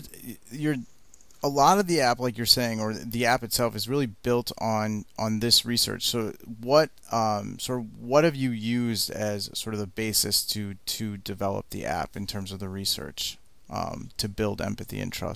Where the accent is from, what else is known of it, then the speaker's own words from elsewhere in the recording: Michigan, United States; I grew up in Michigan in the Midwest.